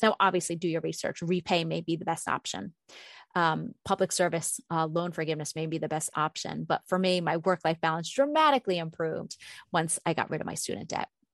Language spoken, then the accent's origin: English; East Coast, United States; moved away as an adult; now in Minnesota, United States; I grew up on the East Coast until I was thirty, and when I moved to Minnesota where I've been for, you know, almost twenty years